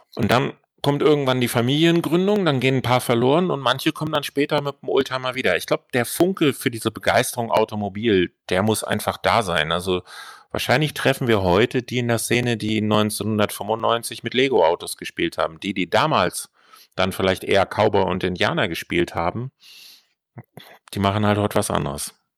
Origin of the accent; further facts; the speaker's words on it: Kiel, Schleswig-Holstein, Germany; Ich bin Kieler und wir kennen uns auch noch aus der Kieler Forstbaumschule